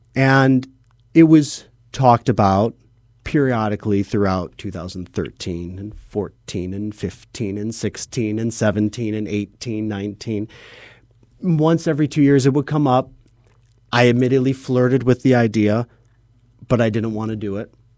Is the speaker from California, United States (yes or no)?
no; Chicago, Illinois, United States; I'm from Chicago, you know, originally. Um, so I grew up here, was raised around here